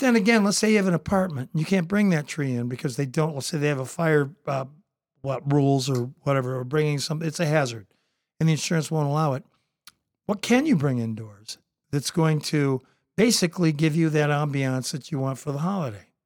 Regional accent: Toledo, Ohio, United States; also born or lived in Southern California; I came from Southern California. I was born, I came back, uh, into Toledo, Ohio.

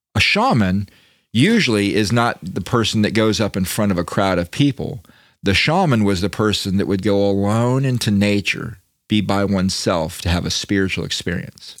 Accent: Daytona Beach, Florida, United States; I grew up in Daytona

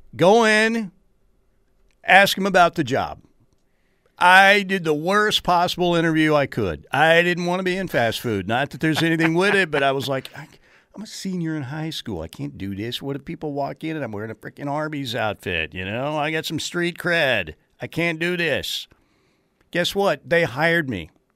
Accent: Norman, Oklahoma, United States; growing up in God's country, Norman, Oklahoma

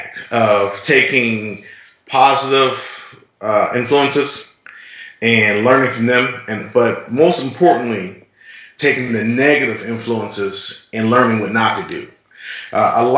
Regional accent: Detroit, Michigan, United States; I grew up in Detroit

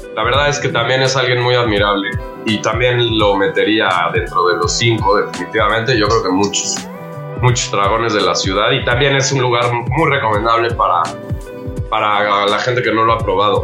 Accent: Mexico; somos los mexicanos

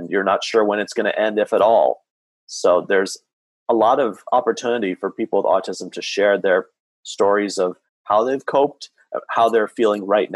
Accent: Santa Clarita, California, United States; in my hometown here of Santa Clarita, California, just north of Los Angeles

